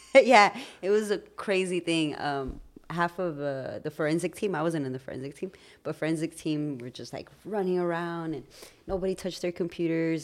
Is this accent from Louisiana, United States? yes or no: no; Los Angeles, California, United States; growing up in Highland Park, finding our identity